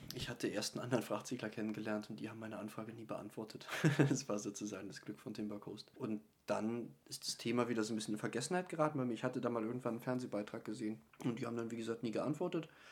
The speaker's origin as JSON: {"language": "German", "region": "Eifel", "country": "Germany", "tie": "born or raised there", "said": "Ich stamme aus, äh, aus der Eifel"}